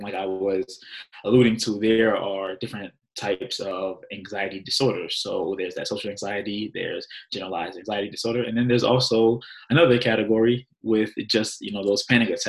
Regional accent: New Jersey, United States; I am native of New Jersey

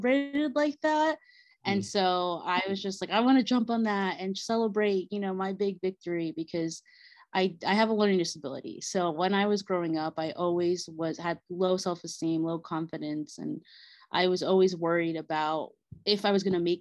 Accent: Bolivia; moved away; my Bolivian roots, since I'm from Bolivia

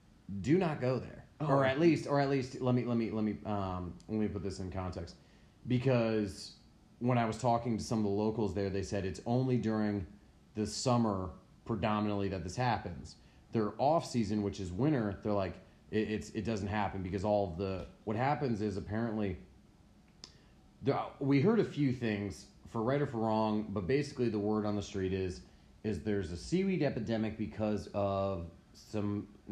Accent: United States; dude, like I grew up on Long Island Sound. Like, trust me, like if the beach is white beach and the water's clear, like, you know, Long Island Sound ain't pretty.

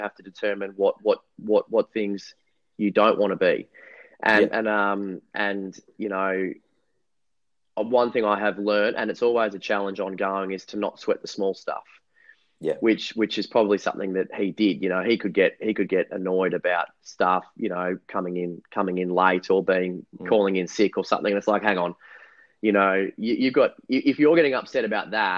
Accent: Mount Eliza, Victoria, Australia; where I grew up on the Mornington Peninsula down here in Melbourne

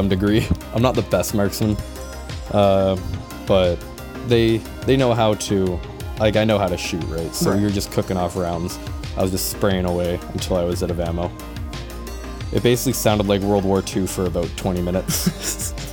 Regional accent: Kelowna or Vernon, British Columbia, Canada; I'm a primary reservist in my hometown. I won't just toss out my hometown, but if you're smart enough, you can guess it's one of two, because my unit is stationed across two towns, with 4-1 Squadron in Kelowna and 4-2 Squadron in Vernon

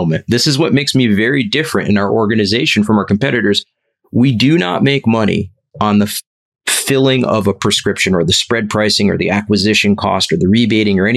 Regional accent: New Jersey, United States; I'm from Jersey

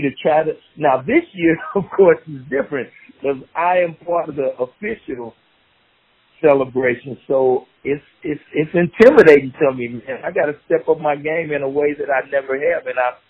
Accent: Kansas City, Missouri, United States; I grew up in the 60s in the inner city in Kansas City. I grew up on 29th and Euclid. I went to Lincoln High School

